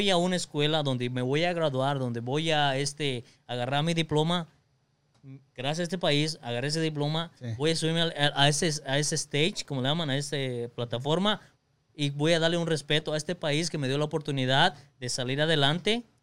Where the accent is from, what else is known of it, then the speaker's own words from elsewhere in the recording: Mexico; Soy orgulloso de que yo soy mexicano, la verdad que sí, soy mexicano de mi idioma también.